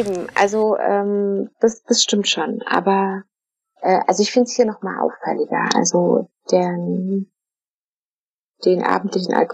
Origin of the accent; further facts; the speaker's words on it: Frankfurt, Brandenburg, Germany; Also ich bin ja in Frankfurt oder aufgewachsen, das Polen auf der anderen Seite, man konnte aber nicht dahin, äh, weil die Grenze komplett geschlossen war für Deutsche.